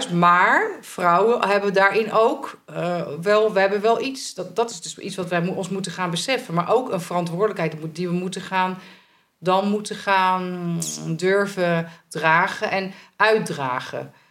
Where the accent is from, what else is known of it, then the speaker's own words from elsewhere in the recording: Italy; Ja, ben ik uit Italië, dus dat is allemaal normaal.